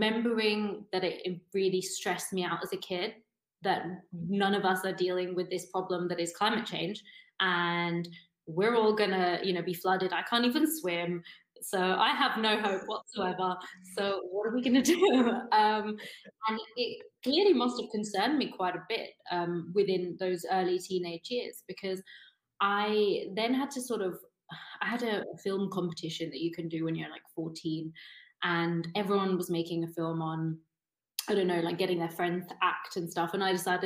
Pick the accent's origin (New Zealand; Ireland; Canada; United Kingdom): United Kingdom; moved away as an adult; now in Berlin, Germany; originally from just outside London